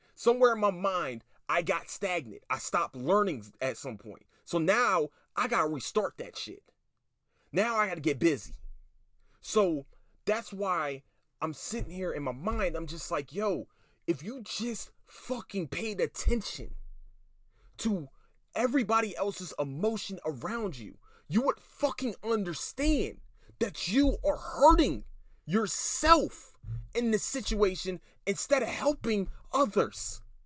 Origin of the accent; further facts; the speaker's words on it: Philadelphia, Pennsylvania, United States; I'm from Philadelphia, Pennsylvania